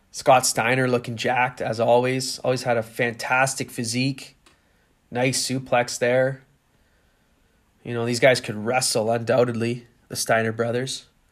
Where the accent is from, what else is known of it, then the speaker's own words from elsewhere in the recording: Canada; I grew up in Canada